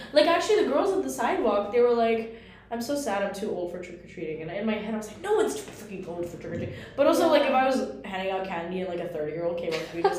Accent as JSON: {"language": "English", "region": "New York", "country": "United States", "moved": "yes", "lives_now": "Chicago, United States", "said": "I'm from New York."}